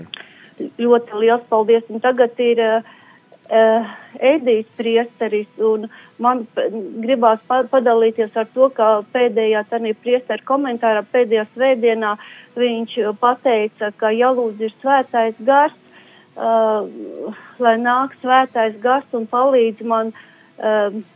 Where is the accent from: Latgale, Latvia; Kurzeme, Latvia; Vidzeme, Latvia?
Kurzeme, Latvia; Ventspils; esam paši no Vēnspils.